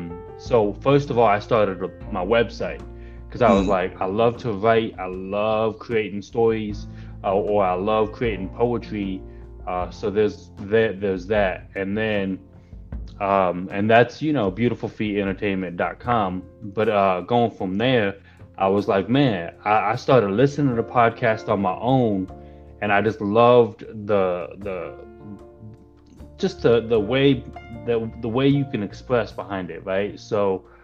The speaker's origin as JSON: {"language": "English", "region": "Arizona", "country": "United States", "tie": "born or raised there", "also_born_or_lived": "California", "said": "But I moved to Arizona when I was about 10. So I've been in Arizona ever since"}